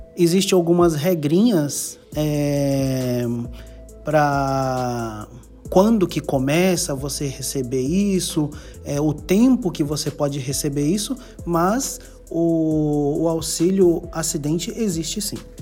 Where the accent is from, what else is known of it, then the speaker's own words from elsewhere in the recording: Japan; tenho 30 anos de Japão, Fui criado é, no Japão, estudei na, em escola japonesa.